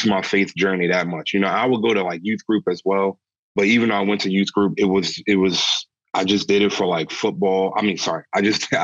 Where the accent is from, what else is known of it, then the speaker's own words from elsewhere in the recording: St. Mary's County, Southern Maryland, United States; So I'm from Southern Maryland, and Maryland is a very Catholic state. It's literally Mary's land, and I'm from St. Mary's County